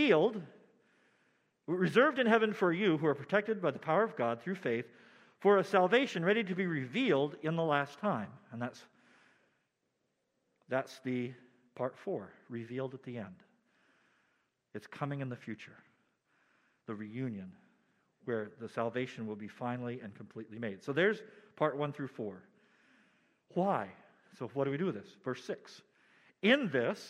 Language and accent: English; United States; as American believers